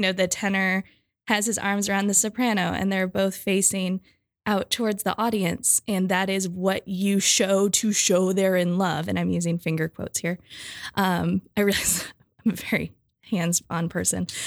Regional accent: Michigan, United States; I'm from Michigan where things are flat

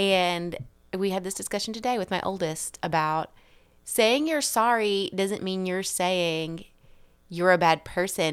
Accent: the South, United States; the South where I'm from

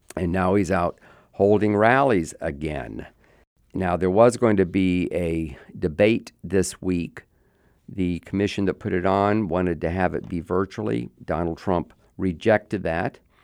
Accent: Sanford, Florida, United States; born or raised there

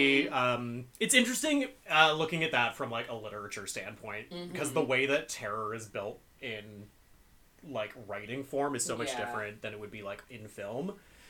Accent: East Coast, United States; I mean, I'm from the East Coast, so I know exactly what kind of road it looks like

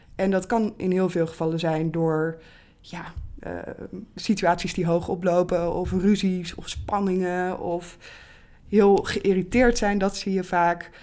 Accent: Bible Belt, Netherlands; ik ben zelf bijvoorbeeld opgegroeid in de Bijbelbelt, wel als kind van twee atheïsten

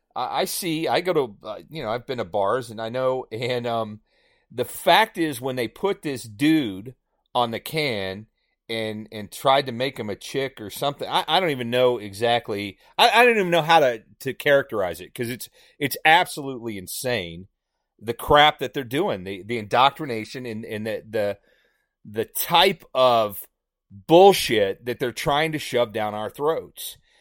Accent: Indiana, United States; moved away; I grew up in Indiana

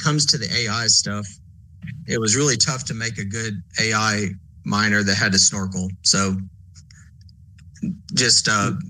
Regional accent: Texas, United States; accent: Texan; You can probably hear my Texan accent over here.

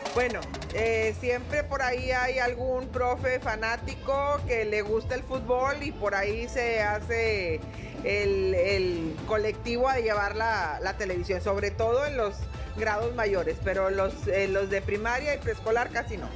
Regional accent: Mexico; es un aspecto de identidad, de reconocernos como como mexicanos

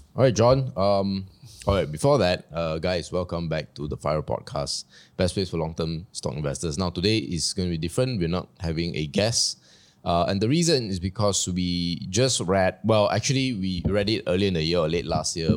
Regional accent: Malaysia; we are Malaysians

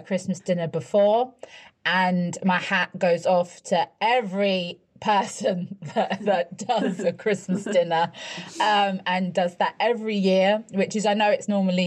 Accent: United Kingdom; me being British

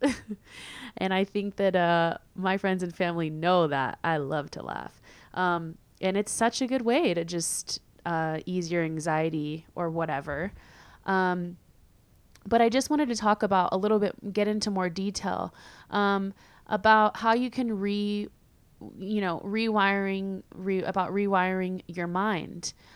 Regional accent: California, United States; moved away as an adult; also born or lived in San Diego; now in Madrid, Spain; I'm from California, um, where it's usually sunny all the time.

